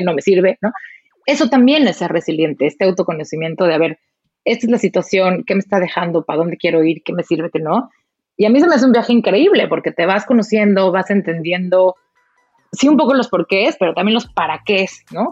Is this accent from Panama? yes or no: no; Mexico; moved away as an adult; now in Germany; soy mexicana, eh, viví, nací en México